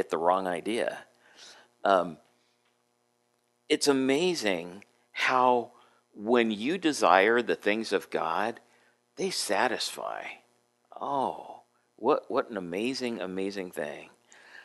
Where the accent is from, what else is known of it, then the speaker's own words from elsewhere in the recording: San Diego, California, United States; moved away as an adult; also born or lived in Adak, Alaska; I grew up in San Diego, so I'm used to, you know, nice climate